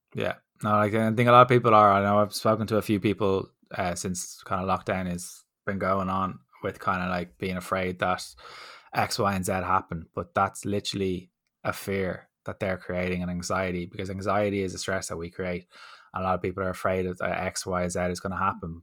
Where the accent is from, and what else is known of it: Dublin, Leinster, Ireland; accent: D4